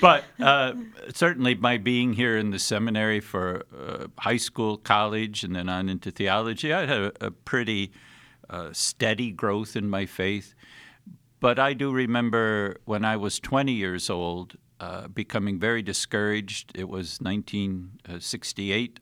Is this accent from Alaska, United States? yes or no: no; Anchorville, Michigan, United States; our little grade school in Anchorville